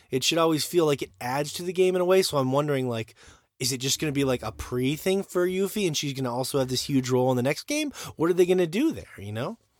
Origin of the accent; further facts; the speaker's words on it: United States; I'm American